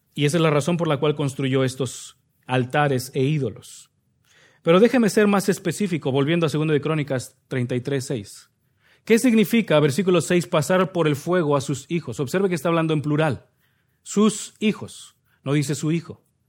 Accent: Nezahualcóyotl, State of Mexico, Mexico; moved away; De donde yo vengo, el municipio de Minnesota, no se llama así, pero sí le decimos de cariño, Minnesota, Nesayork, York, también le llaman de cariño, es el municipio de Nesahualcoyot, Estado de México

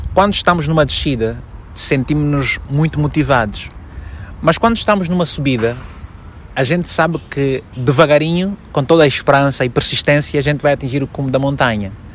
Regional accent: Malanje, Angola; moved away as an adult; also born or lived in Luanda; now in Portugal; eu nasci em Malange há 38 anos

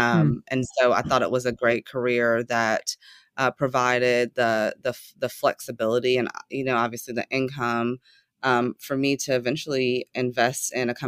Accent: Chattanooga, Tennessee, United States; Yes, so I was born and raised in the South in a town called Chattanooga, Tennessee. And I left Chattanooga to go to college at 18

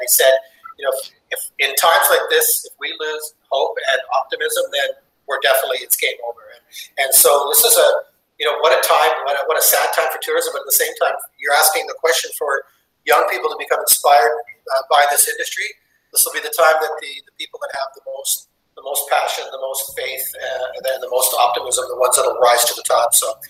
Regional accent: Western Canada, Canada; And so growing up in Western Canada, when we had basically three channels to watch

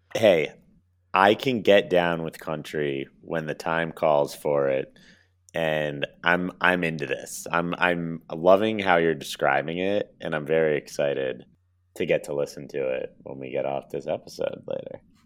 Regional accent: Connecticut, United States; another guy from my hometown

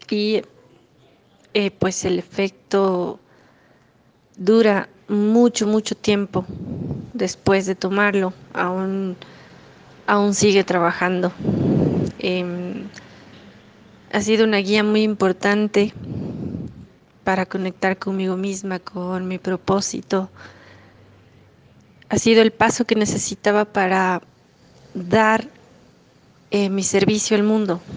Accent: Ecuador; soy de Ecuador

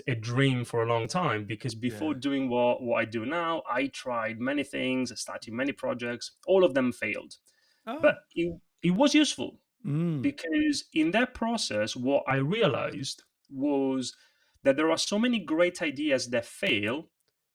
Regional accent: Italy; English is a second language; now in London, United Kingdom; when I was a little kid growing up in Italy

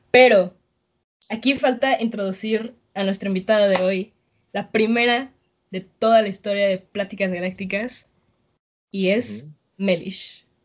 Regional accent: Mexico; me acuerdo de los primeros días que sabía que había llegado como una mexicana nueva

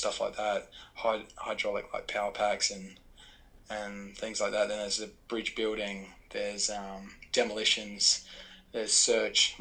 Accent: Darwin, Northern Territory, Australia; moved away as an adult; also born or lived in Adelaide, South Australia; I was born in Adelaide. But I grew up in Darwin.

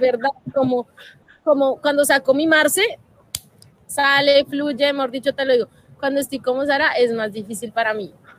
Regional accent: Colombia; como país tenemos que hacer, como colombianos

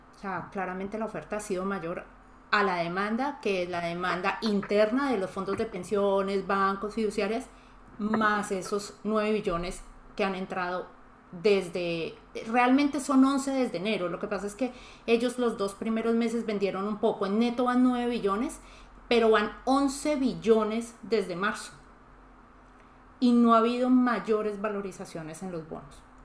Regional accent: Colombia; como los colombianos no lo vemos tan grande

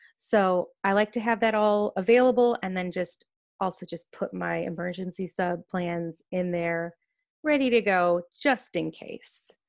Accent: Chicago suburbs, Illinois, United States; moved away as an adult; now in Scottsdale, United States; I'm actually originally from the Chicago suburbs.

